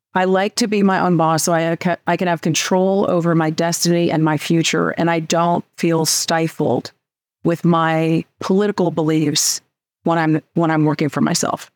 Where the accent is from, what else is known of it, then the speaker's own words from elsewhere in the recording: California, United States; moved away as an adult; I am originally from California.